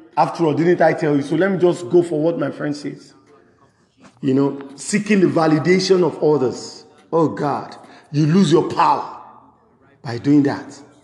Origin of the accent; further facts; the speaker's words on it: Nigeria; I'm a Nigerian